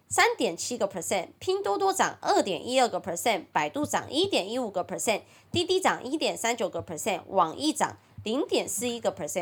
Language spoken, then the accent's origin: Chinese; Taiwan; accent: Taiwanese Mandarin (台湾国语); 我很台湾国语